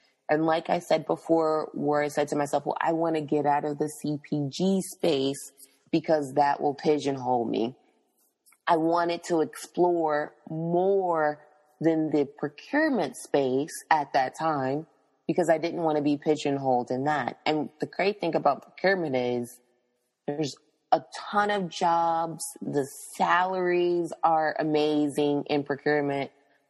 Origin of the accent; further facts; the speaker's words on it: Tennessee, United States; also born or lived in Florida / Pennsylvania / New Jersey; now in South Florida, United States; But, you know, I'm from Tennessee, went to school in Florida, lived in Pennsylvania and New Jersey before moving to South Florida, because Tallahassee and South Florida are two different places in the world.